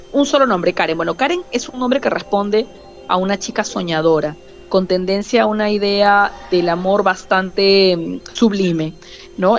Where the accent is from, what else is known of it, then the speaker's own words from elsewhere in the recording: Peru; En mi país